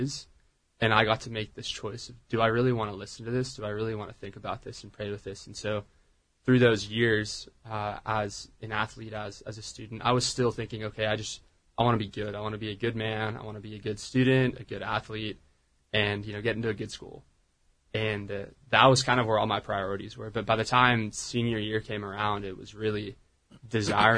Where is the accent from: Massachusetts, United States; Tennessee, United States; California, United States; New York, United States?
California, United States; Orange County; moved away as an adult; also born or lived in Laguna Niguel, California; now in Dallas, United States; I grew up in Orange County